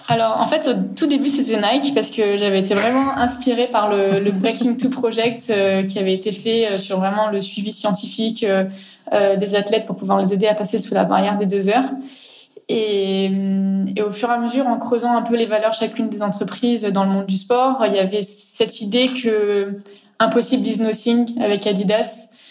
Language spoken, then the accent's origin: French; Grenoble, Auvergne-Rhône-Alpes, France; chez nous à Grenoble